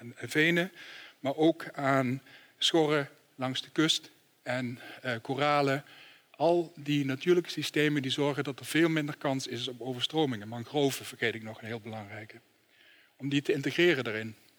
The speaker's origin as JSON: {"language": "Dutch", "country": "Netherlands", "said": "als Nederlanders"}